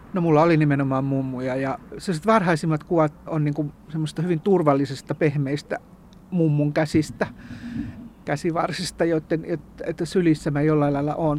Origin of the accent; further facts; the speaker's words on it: Kannus, Central Ostrobothnia, Finland; now in Turku, Finland; mistä mä olen kotoisin Kannuksessa